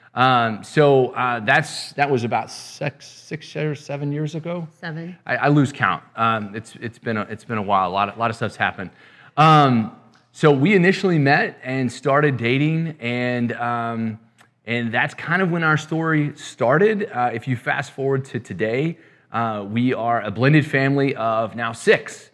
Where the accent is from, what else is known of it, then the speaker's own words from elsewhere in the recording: West Texas, United States; I'm originally from West Texas, too